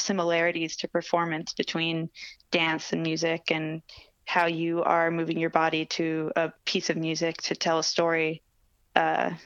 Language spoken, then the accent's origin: English; Connecticut, United States; also born or lived in New York City, New York; my parents moved to Connecticut, just outside the city. And that's where I grew up